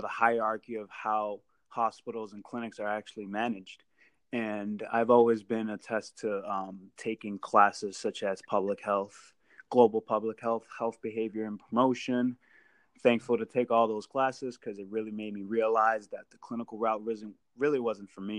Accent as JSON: {"language": "English", "area": "Merrimack Valley", "region": "Massachusetts", "country": "United States", "tie": "born or raised there", "said": "growing up in the Merrimack Valley, everyone knows what Merrimack College is."}